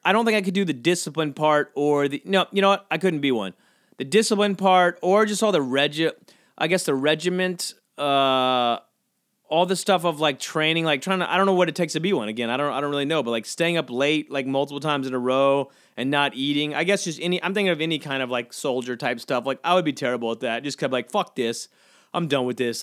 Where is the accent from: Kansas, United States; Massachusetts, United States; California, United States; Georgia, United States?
Georgia, United States; I grew up, I grew up, uh, near the beach on Georgia